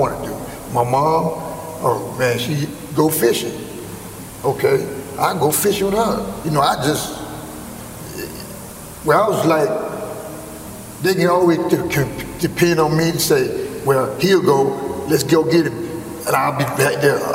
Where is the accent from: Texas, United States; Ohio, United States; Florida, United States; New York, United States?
Florida, United States; Mims; also born or lived in South Carolina; I grew up in Mims